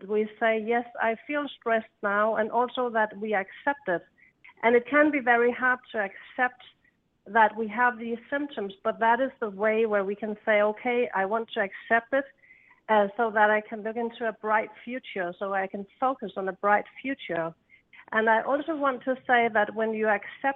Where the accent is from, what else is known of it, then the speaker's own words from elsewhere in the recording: Denmark; I come from Denmark, and I come from an island, a green island